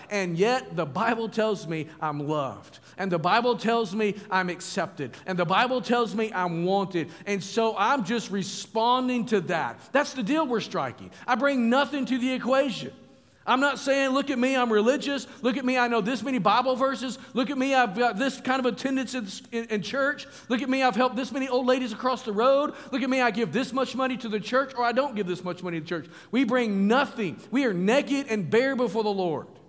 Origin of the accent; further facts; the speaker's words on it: Springdale, Arkansas, United States; moved away as an adult; now in Virginia, United States; northwest Arkansas, where I grew up